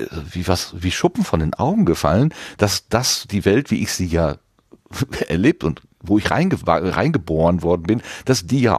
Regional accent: North Rhine-Westphalia, Germany; Ich bin ein Kind des Ruhrgebietes, also und kenne das Ruhrgebiet vom, äh, ja, als noch äh, Stahl und Kohle geprägtes Industrierevier, mehr oder weniger.

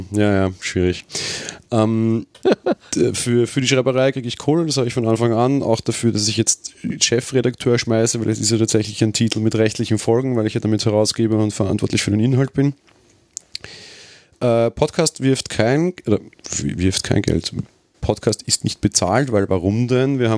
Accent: Austria; Na gut, okay, ich bin Österreicher, wir kennen jetzt nicht alle deutschen

